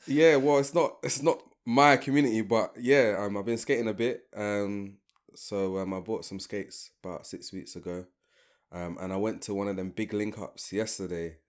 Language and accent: English; London, United Kingdom; I'm from London. Like, I feel like I'm a, I'm a black Londoner first